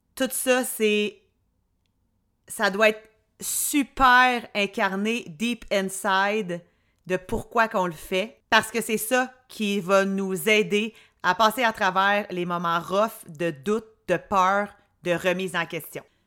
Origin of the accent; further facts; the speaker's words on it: Drummondville, Quebec, Canada; now in Quebec City, Canada; je viens de Drummond